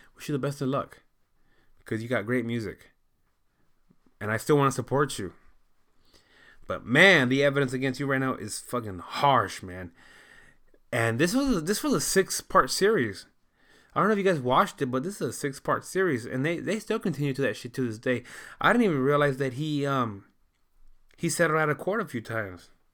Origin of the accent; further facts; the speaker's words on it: United States; I know that I'm, I'm American.